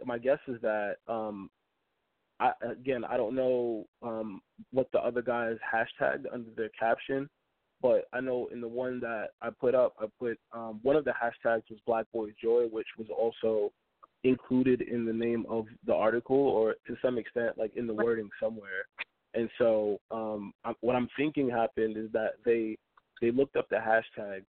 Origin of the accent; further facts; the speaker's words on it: New York City, New York, United States; I am hailing from the Bronx, New York, born and raised